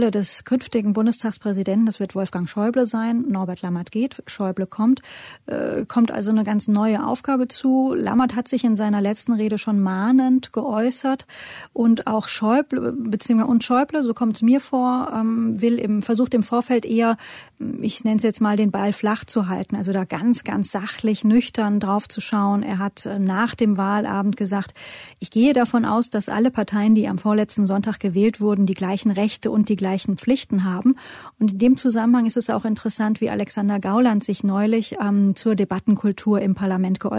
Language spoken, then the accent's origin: German; Hesse, Germany; ich komme ja aus Hessen.